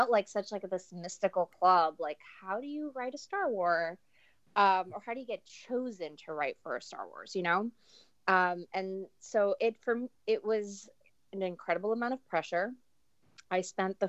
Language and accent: English; New York City, New York, United States